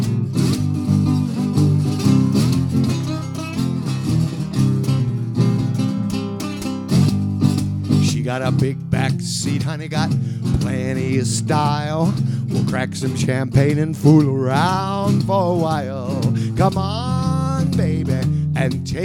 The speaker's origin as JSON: {"language": "English", "region": "Minnesota", "country": "United States", "tie": "born or raised there", "also_born_or_lived": "New Orleans / Alabama / Florida", "moved": "as an adult", "lives_now": "Lake Eufaula, Georgia, United States", "said": "I started out up north, grew up in Minnesota"}